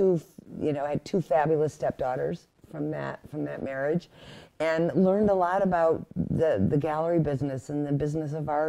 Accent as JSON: {"language": "English", "town": "Monroe", "region": "Michigan", "country": "United States", "tie": "born or raised there", "said": "I'm a Michigan girl, born and raised. I grew up in Monroe"}